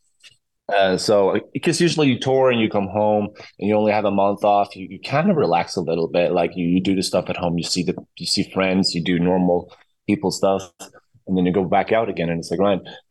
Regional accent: Sweden; moved away as an adult; now in Los Angeles, United States; I'm from Sweden. My roots are in Sweden.

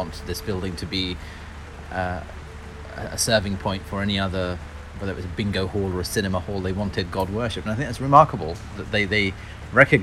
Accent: London, United Kingdom; we were born and raised in London

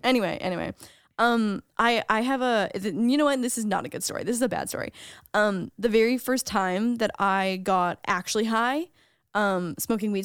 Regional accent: Canada; as a Canadian

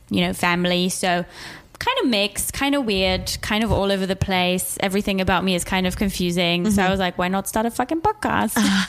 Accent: Switzerland; moved away as an adult; also born or lived in England; now in United States; So I grew up in Switzerland

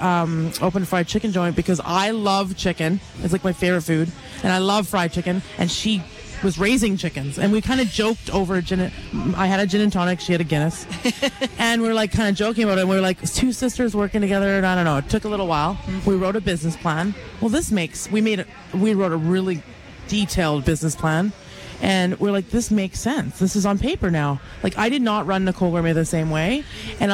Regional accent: Richmond, British Columbia, Canada; moved away as an adult; now in Calgary, Canada; I grew up in Richmond, B.C.

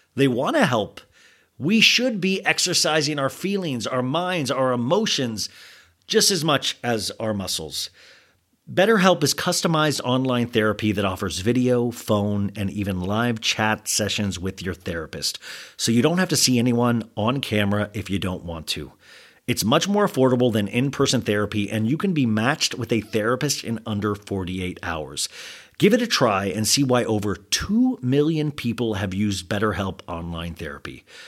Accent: United States; I'm an American

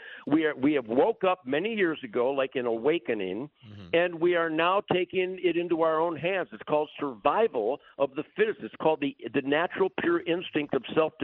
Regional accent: Detroit, Michigan, United States; I'm from Detroit

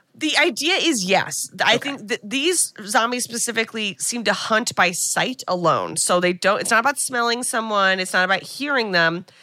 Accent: United States; as an American

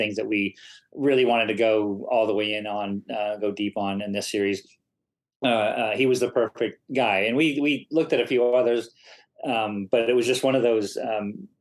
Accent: Maine, United States; my home state of Maine

